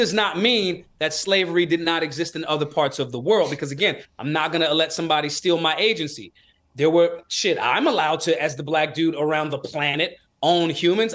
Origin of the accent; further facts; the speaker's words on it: Philadelphia, Pennsylvania, United States; I was raised in Philly.